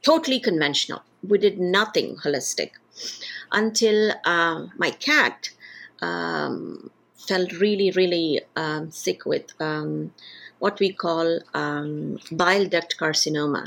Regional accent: India; moved away as an adult; also born or lived in United States / United Kingdom; I'm originally from India

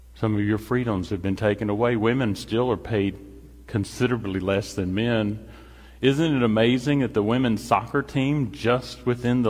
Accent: Paducah, Kentucky, United States; now in Louisville, United States; Jill and I grew up in Paducah. I went to Paducah Tillman

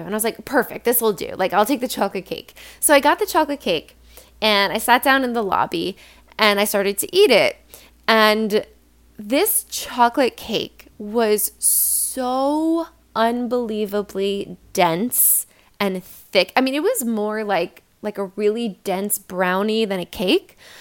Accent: New York, United States; I'm from New York

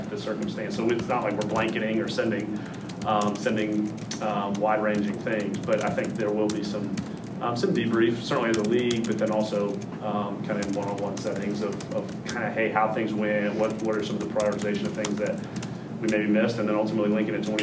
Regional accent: Atlanta, Georgia, United States; moved away; growing up in Atlanta and at school at Georgia Tech

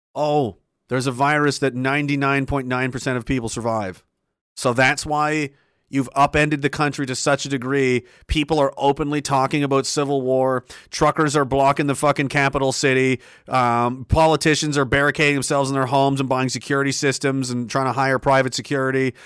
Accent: Canada; as Canadian citizens

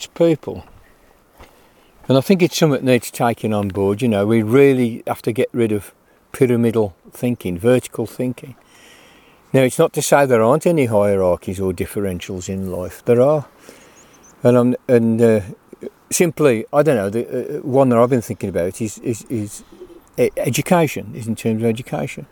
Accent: United Kingdom; as British people

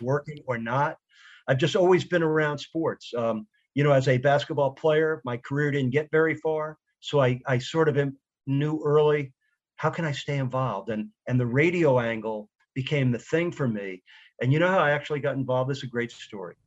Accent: New York, United States; I grew up in New York listening to, you know, Merle Harmon call Jets games on radio

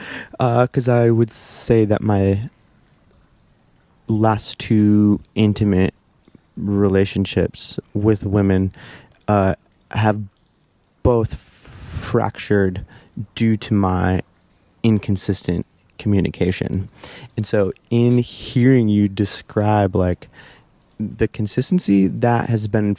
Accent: Midwest, United States; moved away; growing up in the Midwest

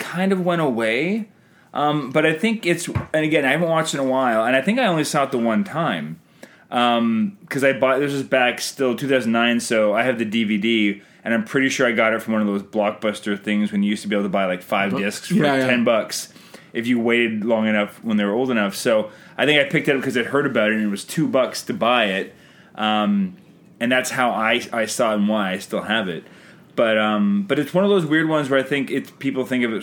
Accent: Canada; I'm Canadian filmmaker

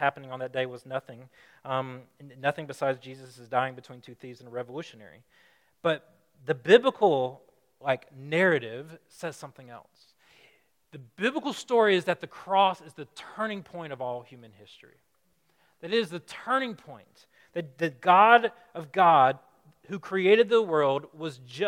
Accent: Alabama, United States; moved away as an adult; now in Chicago, United States; I'm from Alabama

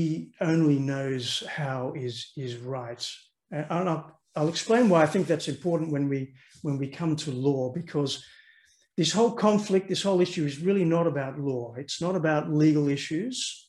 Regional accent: Australia; moved away as an adult; also born or lived in London; now in Netherlands; So I grew up in Australia. I'm an Australian. You probably hear that in my accent

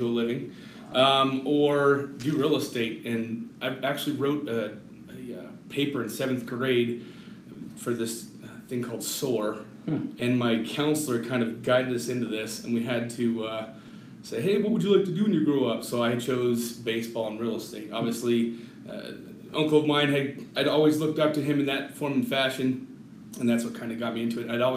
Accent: Littleton, Colorado, United States; now in Colorado Springs, United States; Born and raised in Littleton, Colorado

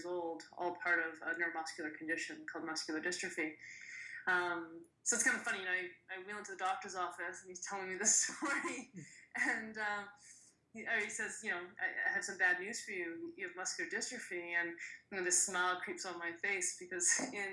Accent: Edmonton, Alberta, Canada; my hometown of Edmonton

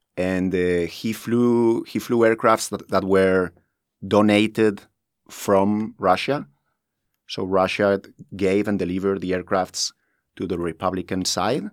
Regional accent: Spain; moved away as an adult; now in Dubai, United Arab Emirates; I'm from Spain

